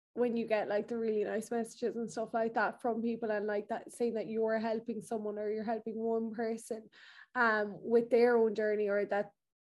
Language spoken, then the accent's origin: English; Ireland; me and Amie are both from small places in Ireland. So as you all know, I'm from Birtill, very small village, absolutely love it, don't get me wrong, absolutely love home, but I suppose we both grew up in kind of rural Ireland.